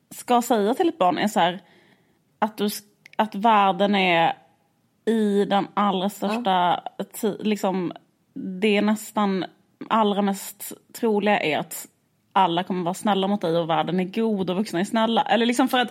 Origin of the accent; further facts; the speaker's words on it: Skåne, Sweden; vi växte upp i Skåne